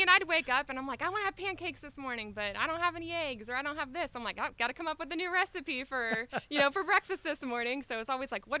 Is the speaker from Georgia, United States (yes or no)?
yes; Georgia, United States; I grew up right in Nacula.